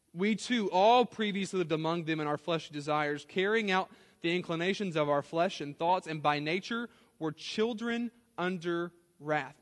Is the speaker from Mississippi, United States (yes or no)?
no; South Louisiana, United States; I grew up in South Louisiana